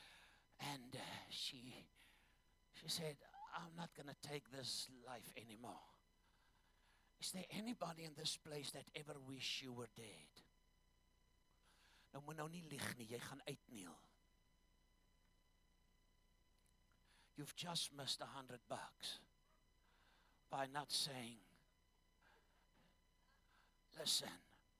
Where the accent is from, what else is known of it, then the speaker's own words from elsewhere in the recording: Zambia; I was born in Zambia.